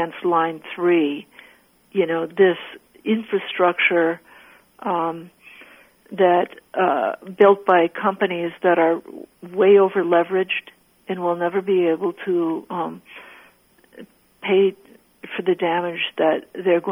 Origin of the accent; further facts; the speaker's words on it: Bakken area, North Dakota, United States; now in Minnesota, United States; I grew up on the land of the indigenous people of the three tribes, Mandan, Hidatsa, and Arikara